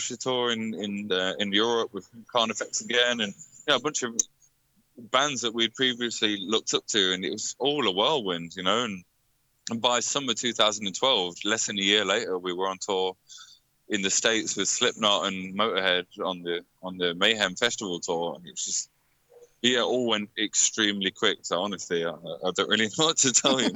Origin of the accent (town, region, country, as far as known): Leicester, East Midlands, United Kingdom; born or raised there